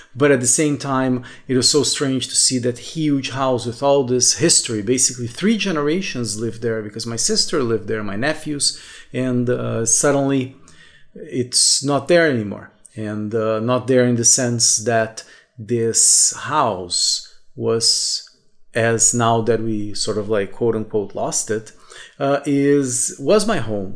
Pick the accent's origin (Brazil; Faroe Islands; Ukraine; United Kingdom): Brazil; moved away as an adult; also born or lived in Brasília; I could go back to uh, my hometown, to this house for my parents every three, four months or so. Like, because in Brazil